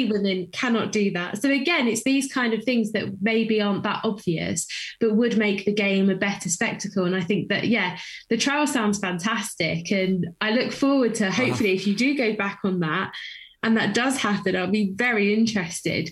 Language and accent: English; United Kingdom; I'm British